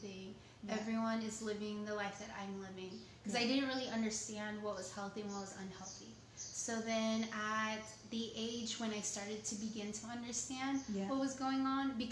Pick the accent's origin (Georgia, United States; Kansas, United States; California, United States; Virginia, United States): California, United States; San Diego; first language Spanish; English is a second language; I was born in San Diego, California